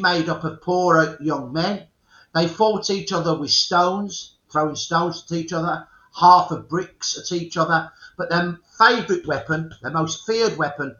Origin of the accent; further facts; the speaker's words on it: Birmingham, West Midlands, United Kingdom; So Brummies take our name from the dialect name, Brummagem. We're Brummies from Brummagem.